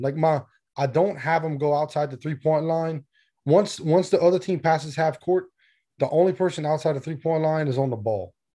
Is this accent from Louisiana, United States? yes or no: yes; South Louisiana, United States; I'm from Louisiana